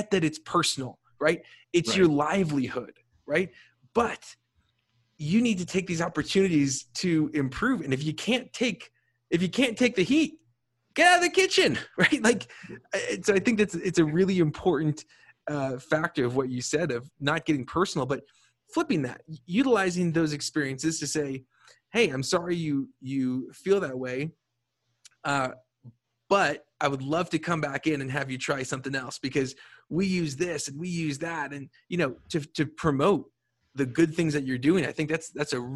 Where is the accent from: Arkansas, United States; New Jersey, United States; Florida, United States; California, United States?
New Jersey, United States; I'm from New Jersey